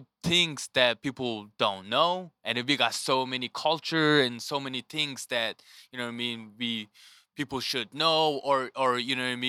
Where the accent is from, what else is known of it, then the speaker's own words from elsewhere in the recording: Mongolia; moved away as an adult; also born or lived in North Dakota / Colorado / Kansas City; now in United States; So for growing up in Mongolia was my childhood was pretty like ordinary kid in Mongolia